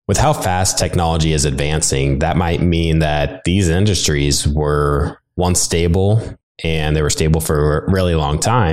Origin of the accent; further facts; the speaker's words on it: Nebraska, United States; I'm from Nebraska